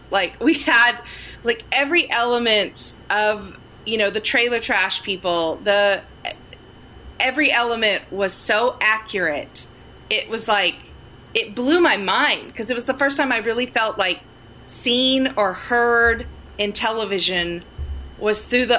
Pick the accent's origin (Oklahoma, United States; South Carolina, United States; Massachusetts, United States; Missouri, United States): Oklahoma, United States; Sterling; I grew up in Sterling, Oklahoma, population 600.